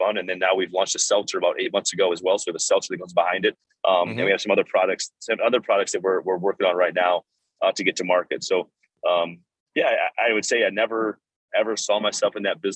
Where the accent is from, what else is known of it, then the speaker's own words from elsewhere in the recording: South Dakota, United States; now in Minnesota, United States; I grew up in South Dakota.